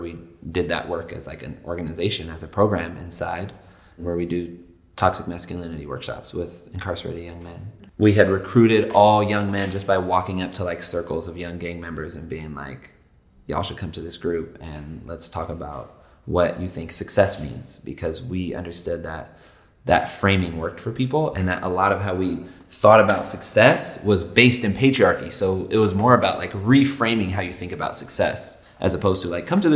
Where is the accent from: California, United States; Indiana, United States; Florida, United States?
California, United States; Los Angeles; I'm from the Valley in L.A.